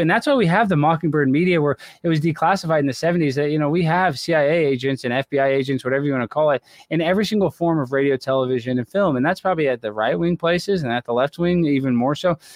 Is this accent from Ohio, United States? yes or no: no; Texas, United States; I grew up in Texas